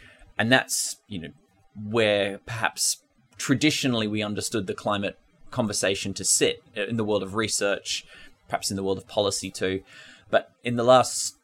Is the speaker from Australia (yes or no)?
yes; Ngunnawal country, Australian Capital Territory, Australia; moved away; I'm from Ngunnawal country in the southeast of Australia